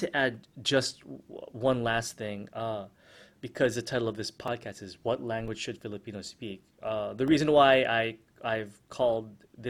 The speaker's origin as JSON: {"language": "English", "country": "United States", "also_born_or_lived": "Philippines", "first_language": "English", "moved": "yes", "lives_now": "Manila, Philippines", "said": "I spent half my life in the US and American English is my first language."}